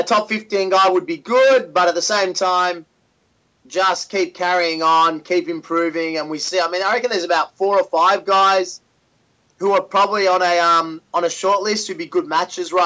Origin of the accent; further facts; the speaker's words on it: Melbourne, Victoria, Australia; my hometown in Melbourne